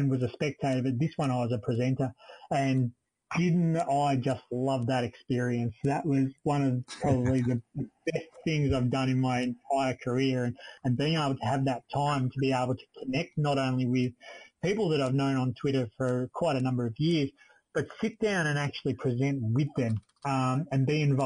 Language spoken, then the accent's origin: English; Australia; being Australian